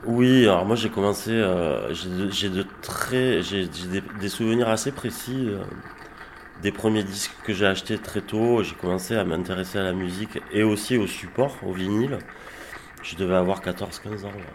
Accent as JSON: {"language": "French", "town": "Arles", "region": "Provence-Alpes-Côte d'Azur", "country": "France", "tie": "born or raised there", "also_born_or_lived": "Avignon", "moved": "yes", "lives_now": "Gard, France", "said": "je suis né à Arles, mais oui, je, ça fait pas mal d'années que, que je, vis ici dans le Gard."}